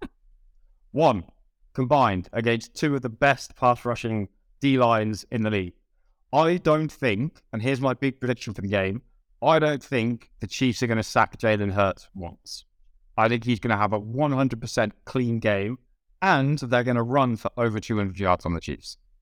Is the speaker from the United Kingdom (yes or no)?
yes; United Kingdom; I'm British